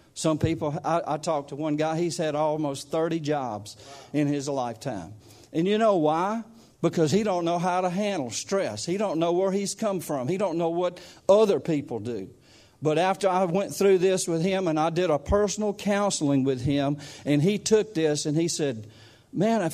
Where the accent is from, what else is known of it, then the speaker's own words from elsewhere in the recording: United States; accent: country; I'm not an Englishman. I don't talk like you guys. This is just country